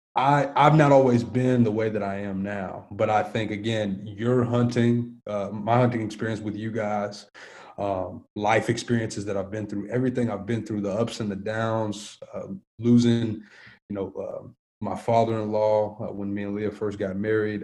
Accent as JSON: {"language": "English", "town": "Antioch", "region": "Tennessee", "country": "United States", "tie": "born or raised there", "said": "I grew up in Antioch, Tennessee, which is about 20 minutes"}